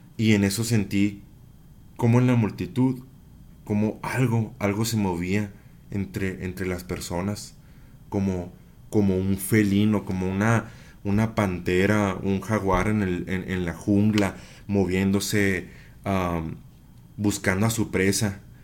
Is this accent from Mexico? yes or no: yes; Chihuahua, Mexico; soy de Chihuahua Capital